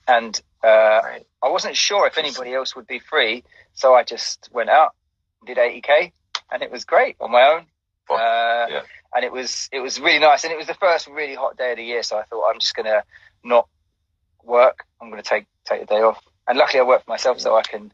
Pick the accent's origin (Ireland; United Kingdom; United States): United Kingdom; London; I grew up in East London